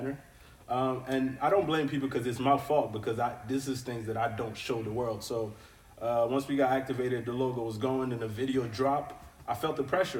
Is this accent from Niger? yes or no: yes; Niger; I am from Niger